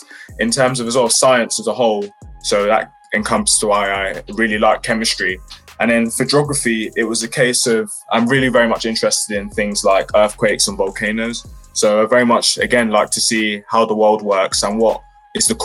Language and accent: English; London, United Kingdom; I grew up in West London around Ealing, Acton area, and it was quite fairly chilled